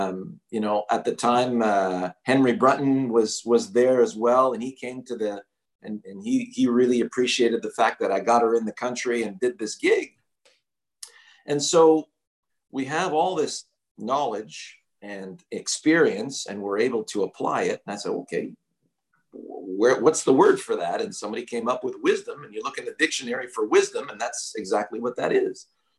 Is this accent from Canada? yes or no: yes; Montreal, Quebec, Canada; born or raised there